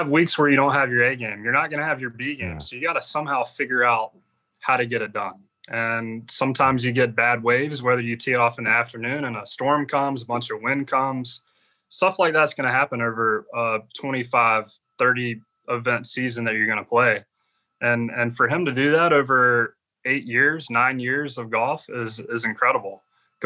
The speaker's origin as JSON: {"language": "English", "region": "Georgia", "country": "United States", "tie": "born or raised there", "said": "growing up in Georgia"}